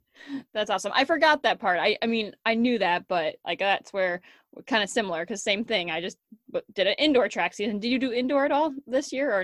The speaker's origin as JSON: {"language": "English", "region": "Wisconsin", "country": "United States", "tie": "born or raised there", "also_born_or_lived": "North Dakota", "moved": "as an adult", "said": "I had plenty in my hometown, even here in Wisconsin."}